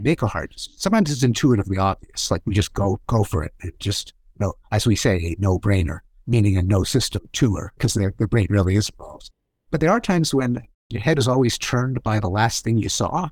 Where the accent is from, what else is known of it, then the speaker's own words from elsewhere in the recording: Canada; I'm Canadian, and so I grew up with hockey